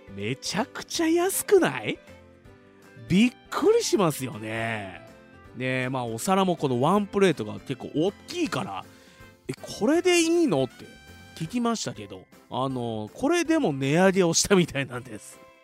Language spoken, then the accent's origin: Japanese; Fuji, Shizuoka, Japan; 生まれも育ちも静岡県富士市